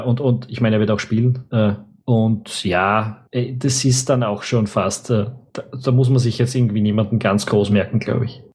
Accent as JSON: {"language": "German", "country": "Austria", "said": "als Österreicher"}